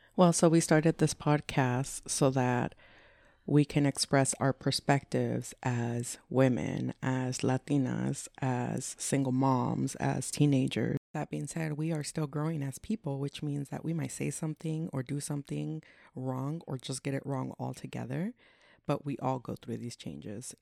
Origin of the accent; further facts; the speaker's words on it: Santa Clara County, California, United States; moved away as an adult; now in Sacramento, United States; I was born and raised in Santa Clara County, and I mean county because we literally lived everywhere in the county